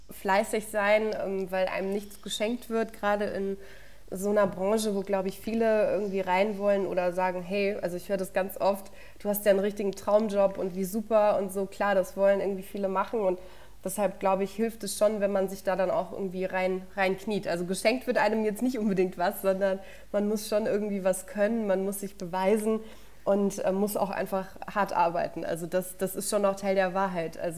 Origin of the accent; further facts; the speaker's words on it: Würzburg, Bavaria, Germany; born there; Ich bin ja in Würzburg geboren und meine Familie kommt auch von hier und ich bin Clubfan.